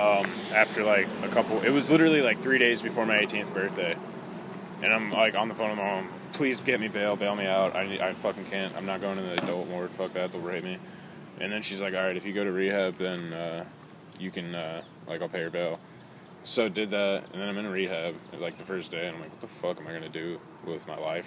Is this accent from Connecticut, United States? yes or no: yes; Hartford, Connecticut, United States; moved away; I was born in Connecticut. Okay. In Hartford.